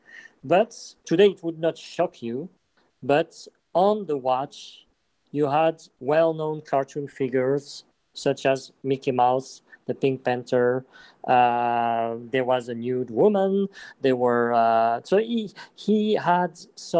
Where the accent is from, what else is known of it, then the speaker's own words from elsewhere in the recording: Geneva, Switzerland; I am from Geneva too